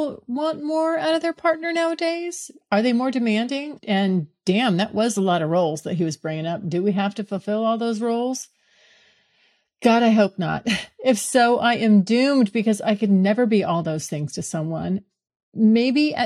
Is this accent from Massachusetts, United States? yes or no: no; California, United States; moved away as an adult; now in Florida, United States; moving back to California where I'm from